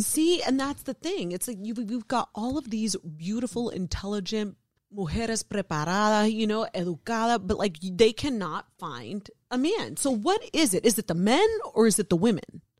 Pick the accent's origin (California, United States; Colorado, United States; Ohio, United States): Ohio, United States; born or raised there